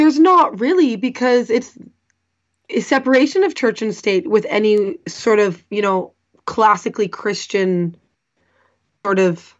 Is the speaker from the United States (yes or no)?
no; Canada